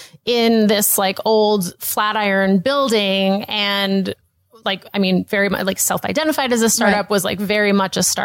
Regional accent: East Coast, United States; moved away as an adult; also born or lived in New York; now in Los Angeles, United States; I grew up on the East Coast. I went to college on the East Coast. I worked on the East Coast. Like I had lived on the East Coast my whole life

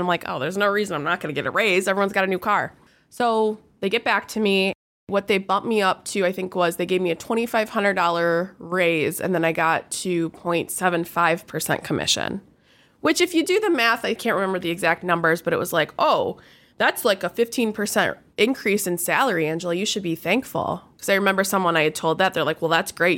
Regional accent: Rochester, Michigan, United States; I grew up in Rochester

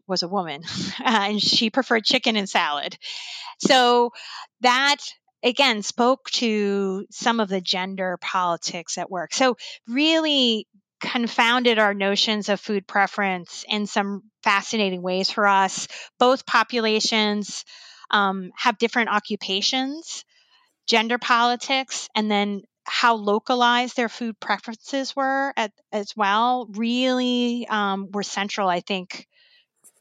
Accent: United States; as an American

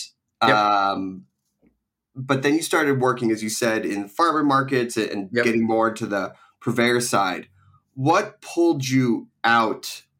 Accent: East Coast, United States; when I was growing up on the East Coast

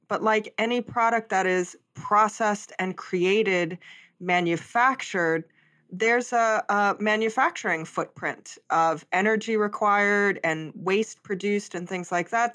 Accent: Hawaii, United States; I'm from Hawaii, I was born and raised there

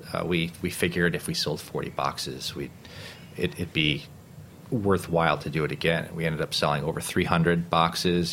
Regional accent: Rochester, New York, United States; moved away as an adult; also born or lived in Kassel, Germany; now in New York City, United States; growing up in Rochester

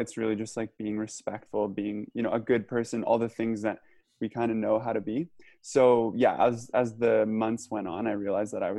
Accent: Nelson, British Columbia, Canada; also born or lived in Hamilton, Ontario; I grew up in Nelson, BC, which is a small town in the southeast corner of BC.

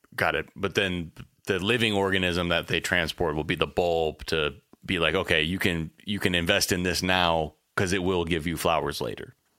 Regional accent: United States

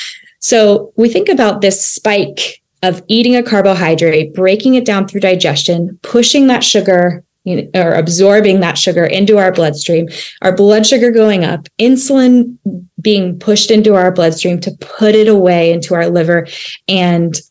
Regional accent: United States; as an American, as Americans and in our country

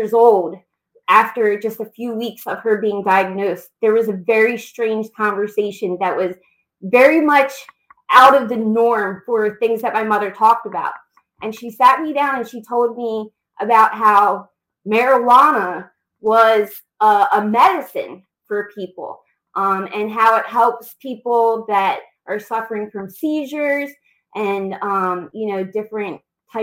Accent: outside Philadelphia, Pennsylvania, United States; also born or lived in Los Angeles area, California; now in Delaware, United States; I'm originally from the Los Angeles area in California, but I grew up outside Philadelphia

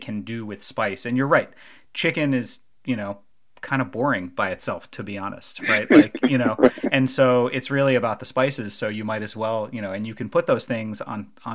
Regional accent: around New York City, United States; I grew up around New York City

